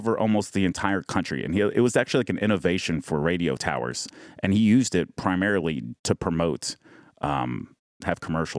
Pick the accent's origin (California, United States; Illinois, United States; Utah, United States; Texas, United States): Texas, United States; Dallas; I grew up here. So every time I would leave Dallas when I was younger and like go to different cities